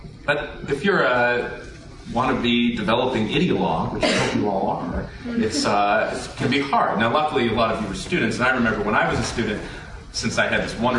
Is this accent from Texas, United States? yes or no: no; Springfield, Virginia, United States; I grew up in Springfield, Virginia, about 10 minutes away from the Beltway, suburb.